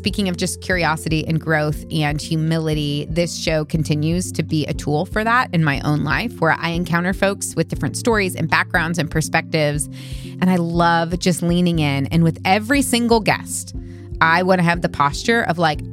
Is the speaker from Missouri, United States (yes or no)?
yes; Missouri, United States; I grew up in Missouri